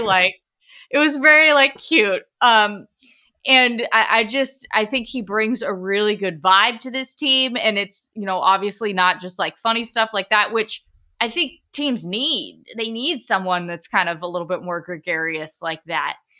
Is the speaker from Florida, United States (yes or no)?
no; Portland, Oregon, United States; born and raised in Portland, Oregon for all eighteen years of my life